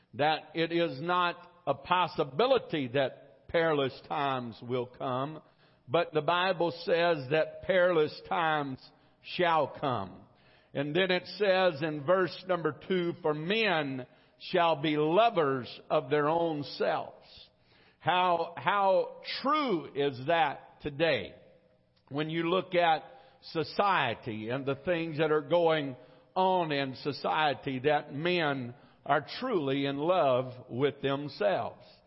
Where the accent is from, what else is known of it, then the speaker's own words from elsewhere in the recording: United States; I am an American.